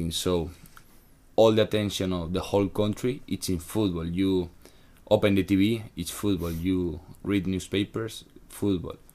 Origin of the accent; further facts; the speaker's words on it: Sagunto, Valencian Community, Spain; but I am from Sagunto, mm. that is 20 meters. Wait, sorry, 20, 20 kilometers from mm. Valencia. So I was living home.